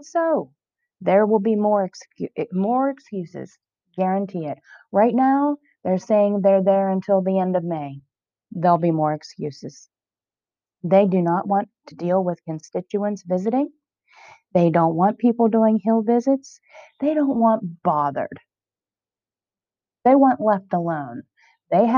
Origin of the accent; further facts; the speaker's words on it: United States; I'm an American